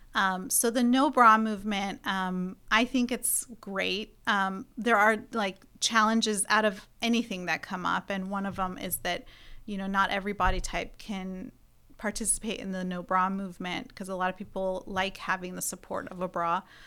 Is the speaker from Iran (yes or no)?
yes; Iran; now in United States; I come from Iran